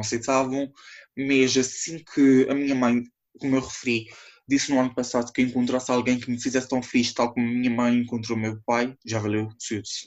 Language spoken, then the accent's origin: Portuguese; São Miguel Island, Azores, Portugal; sou da IA de São Miguel